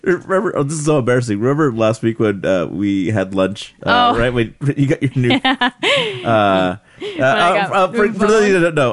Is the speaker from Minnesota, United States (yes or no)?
no; Salinas, California, United States; moved away; Someone from my hometown posted a link on my Facebook